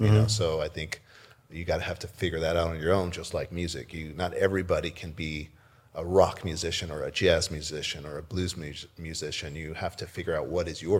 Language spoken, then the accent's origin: English; Corpus Christi, Texas, United States; born or raised there; also born or lived in Brownsville, Texas; now in Walla Walla, United States